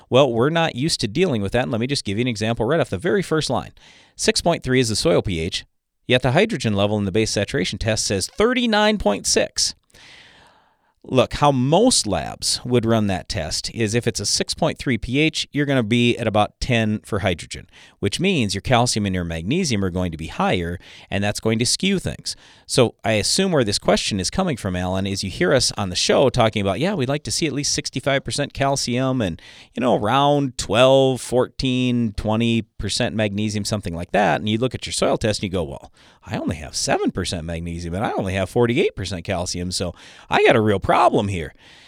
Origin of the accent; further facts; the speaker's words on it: North Dakota, United States; So I'm from Western North Dakota, and I got two pivots that I've been irrigating for the last 20 years.